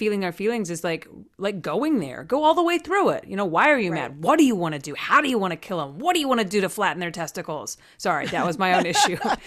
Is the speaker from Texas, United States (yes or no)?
yes; Amarillo, Texas, United States; now in California, United States; my friends in like that I grew up with in Texas